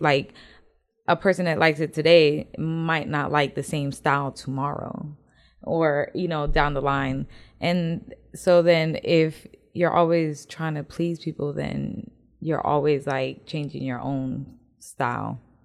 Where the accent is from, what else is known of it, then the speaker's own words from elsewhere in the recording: the North, United States; accent: northern; now in Houston, United States; my northern accent